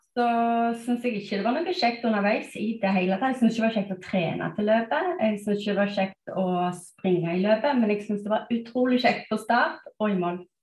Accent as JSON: {"language": "Norwegian", "town": "Stavanger", "region": "Rogaland", "country": "Norway", "also_born_or_lived": "United States", "moved": "as an adult", "lives_now": "Bærum, Norway", "said": "Jeg er opprinnelig fra Stavanger."}